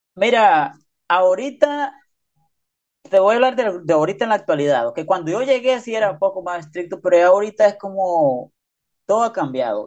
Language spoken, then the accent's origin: Spanish; Honduras; now in United States; yo soy de Honduras